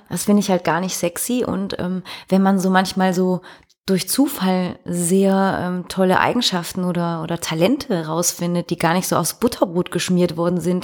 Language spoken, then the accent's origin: German; Belgium; bei uns in Belgien